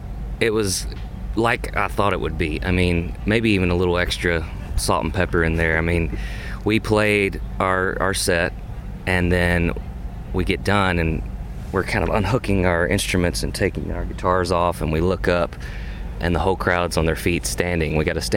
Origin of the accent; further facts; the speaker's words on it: Kentucky, United States; growing up in Kentucky, my world was small